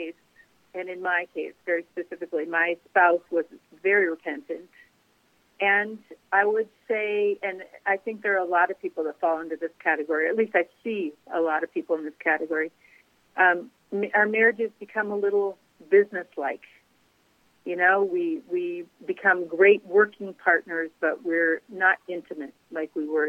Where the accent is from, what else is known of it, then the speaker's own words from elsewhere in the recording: Grand Forks, North Dakota, United States; also born or lived in Cincinnati, Ohio; now in South Carolina, United States; I grew up in Grand Forks, North Dakota